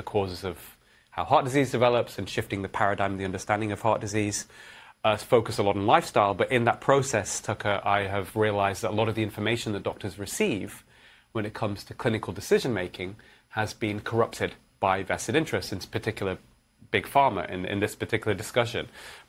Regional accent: Manchester, North West England, United Kingdom; also born or lived in Edinburgh / London; Yeah. So I grew up in Manchester, in England.

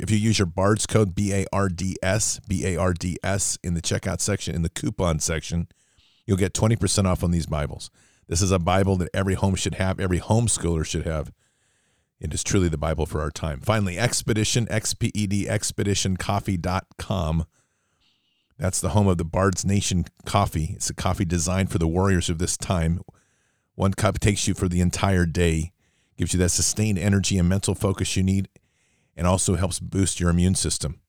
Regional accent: United States; an American

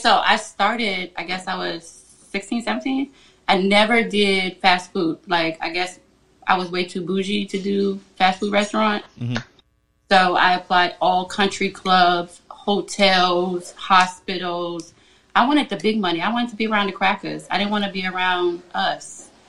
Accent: Virginia, United States; It is the country. I am south of Richmond.

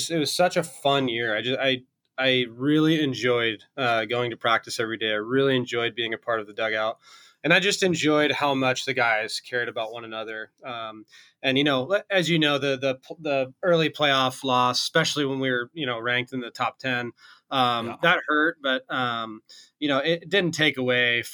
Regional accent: Vancouver, Washington, United States; I grew up in Vancouver, Washington, just right across the bridge from Portland there

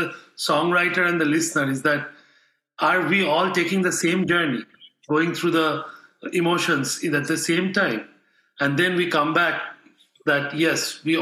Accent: Kolkata, West Bengal, India; moved away as an adult; now in Alabama, United States; in my hometown in Calcutta, it's like a concrete jungle

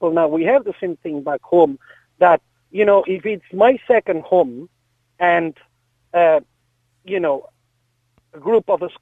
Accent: Catalonia, Spain; now in Ireland; because I'm originally from Catalonia.

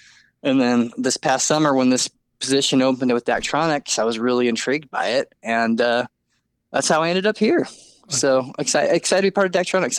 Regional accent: Lincoln, Nebraska, United States; moved away as an adult; also born or lived in Oregon; So I'm from Nebraska. They're a little football crazy in Lincoln.

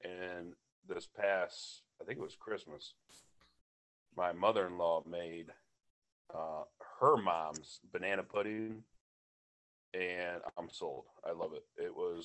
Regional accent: Toledo, Ohio, United States

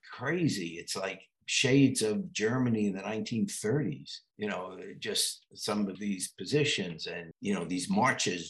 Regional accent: England, United Kingdom; now in United States; I was born in England.

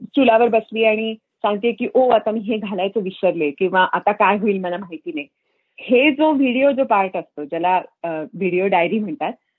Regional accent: Solapur, Maharashtra, India; moved away as an adult; now in Fremont, United States; सोलापूरला आम्ही सोलापुरात वाढले

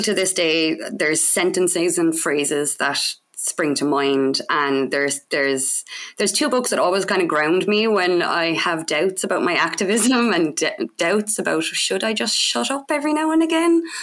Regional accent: Cork, Munster, Ireland; I'm from Cork in Ireland

